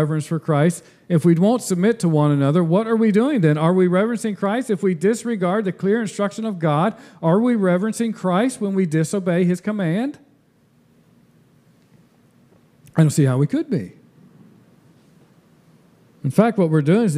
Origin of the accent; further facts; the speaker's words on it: United States; I'm an American citizen, but I'm a temporary one